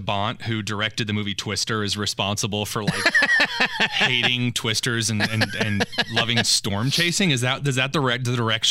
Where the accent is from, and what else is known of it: United States